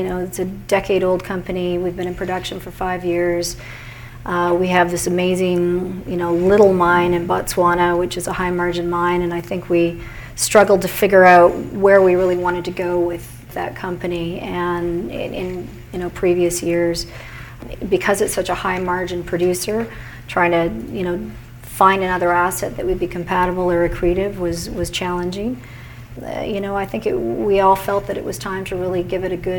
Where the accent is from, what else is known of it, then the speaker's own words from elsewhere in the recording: Vancouver, British Columbia, Canada; I'm from Vancouver, and I had small children at that time.